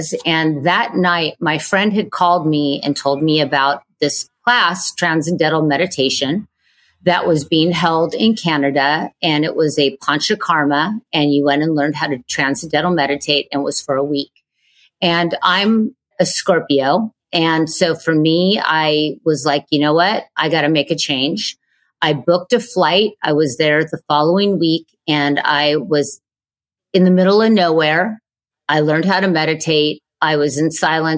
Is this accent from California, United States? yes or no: yes; Manhattan Beach, California, United States; I grew up in Manhattan Beach, California